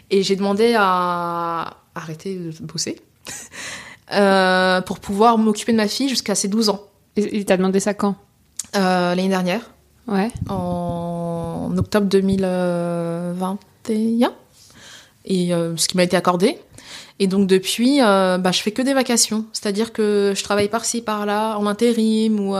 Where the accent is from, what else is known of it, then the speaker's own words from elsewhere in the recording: Senegal; veut dire femme en Wolof. Je suis sénégalaise.